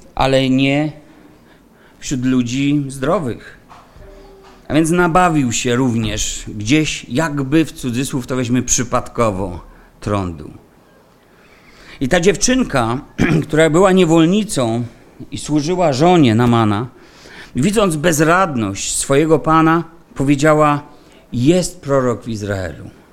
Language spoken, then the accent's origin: Polish; Silesian Voivodeship, Poland; u nas na Śląsku